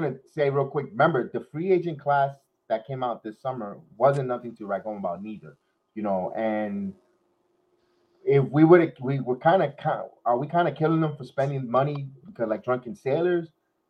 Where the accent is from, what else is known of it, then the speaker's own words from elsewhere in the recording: New York City, New York, United States; I'm still proud where I was born in the Bronx.